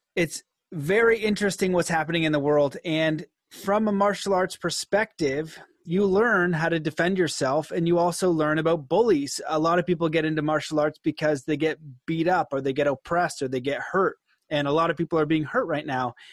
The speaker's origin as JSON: {"language": "English", "country": "Canada", "said": "as a Canadian"}